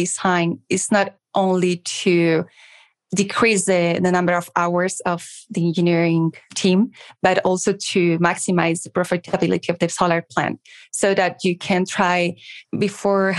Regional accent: Madrid, Community of Madrid, Spain; accent: Spanish; English is a second language; We are in Madrid. You should notice my accent. We're based in the sunny Madrid in Spain

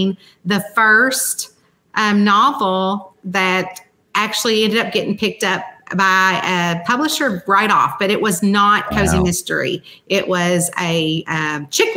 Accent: Central Kentucky, United States; moved away as an adult; now in Northern Kentucky, near Cincinnati, United States; I'm from Central Kentucky

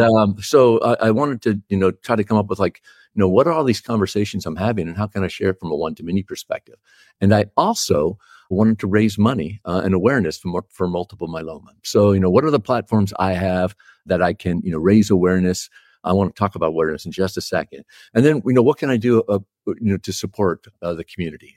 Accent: Texas, United States; I was born in Texas, and as a, as a good young Texan, I was a Dallas Cowboys fan.

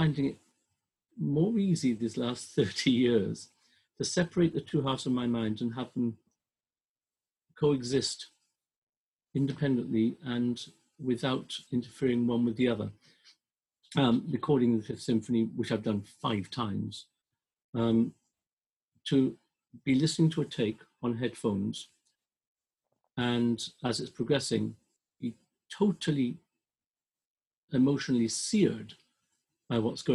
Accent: Welsh, Wales, United Kingdom; I'm Welsh

